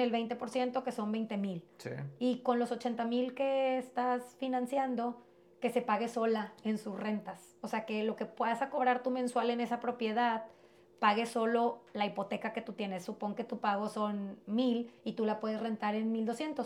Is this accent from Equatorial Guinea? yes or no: no; Piedras Negras, Coahuila, Mexico; also born or lived in United States; yo me crié regularmente, vivía aquí en Piedras, yo nací en Estados Unidos